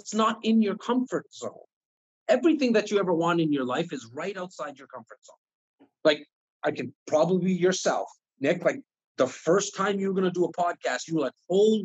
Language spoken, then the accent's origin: English; Toronto, Ontario, Canada; I'm not only born and raised in Toronto, but I'm born and raised in the north part of Toronto in an area called Rexdale